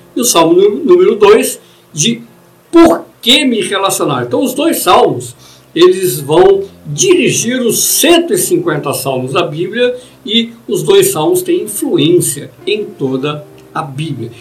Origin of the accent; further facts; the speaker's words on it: Brazil; nós como brasileiros